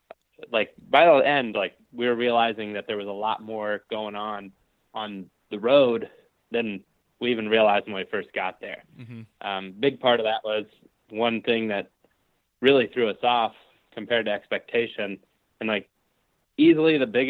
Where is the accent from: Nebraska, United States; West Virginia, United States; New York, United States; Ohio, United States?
Ohio, United States; if I go to a new area in my home state of Ohio